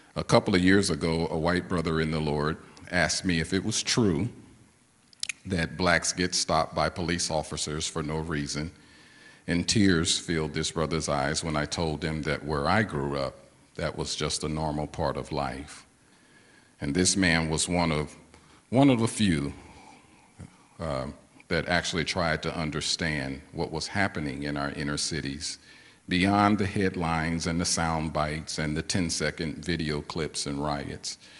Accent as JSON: {"language": "English", "town": "St. Louis", "region": "Missouri", "country": "United States", "tie": "born or raised there", "said": "I was born and raised in St. Louis, Missouri"}